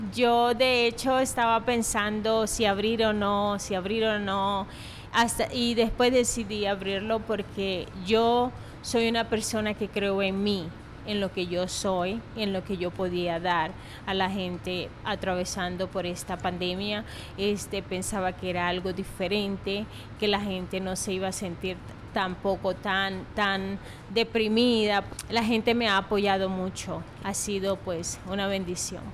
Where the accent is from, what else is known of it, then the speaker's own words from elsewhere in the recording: Venezuela; now in Logan, United States; Yo soy de Venezuela